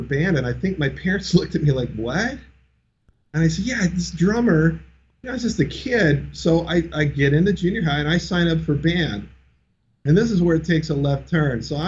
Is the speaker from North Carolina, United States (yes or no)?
no; Orange County, Southern California, United States; I grew up in Orange County for the most part, the OC